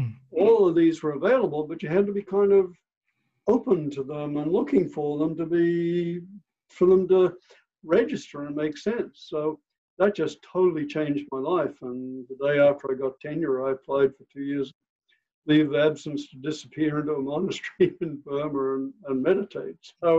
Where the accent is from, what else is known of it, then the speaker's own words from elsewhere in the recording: Australia; I came from Australia and was a hardcore neuroscientist at that time